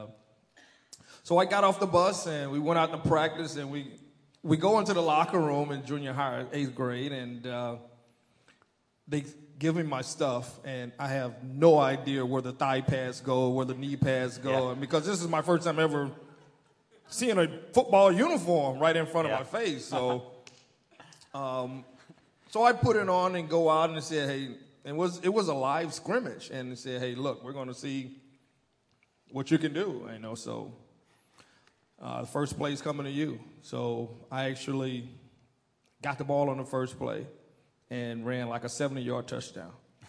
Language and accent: English; Missouri City, Texas, United States; growing up in Texas